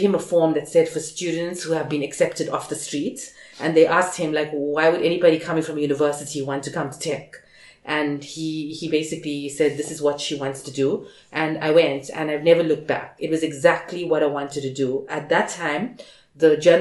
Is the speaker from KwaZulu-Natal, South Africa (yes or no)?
yes; Durban, KwaZulu-Natal, South Africa; I live in Reservoir Hills, and we have two primary schools in our zone, if you can call it that. So I went to a primary school called Durban Heights